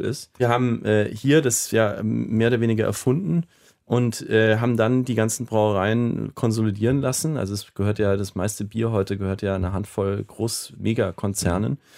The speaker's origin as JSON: {"language": "German", "town": "Nuremberg", "region": "Bavaria", "country": "Germany", "tie": "born or raised there", "moved": "yes", "lives_now": "New York, United States", "said": "Ich stamme ursprünglich aus Nürnberg"}